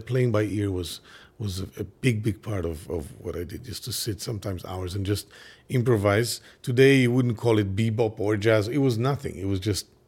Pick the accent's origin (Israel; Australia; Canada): Israel; English is a second language; now in Brooklyn, United States; the 70s, the 80s, I grew up there in Israel